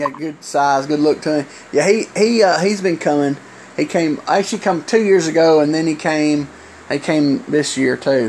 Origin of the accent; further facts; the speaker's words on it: Alabama, United States; because I'm someone from Alabama, I'll say hi and stuff.